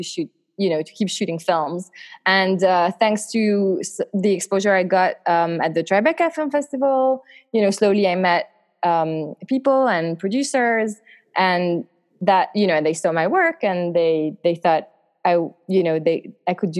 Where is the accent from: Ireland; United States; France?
France; eastern France; moved away; I grew up in France, in the east of France.